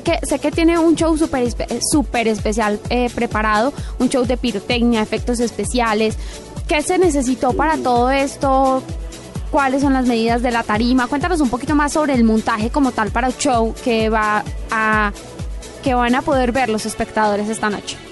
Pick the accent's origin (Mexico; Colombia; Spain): Colombia; como buenos colombianos